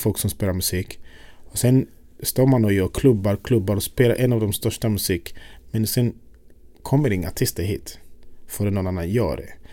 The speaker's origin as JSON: {"language": "Swedish", "country": "Uganda", "tie": "born or raised there", "also_born_or_lived": "Sweden", "moved": "yes", "lives_now": "Stockholm, Sweden", "said": "Jag är född i Uganda. Och eh, när jag växte upp på något sätt det var musiken som drog allt"}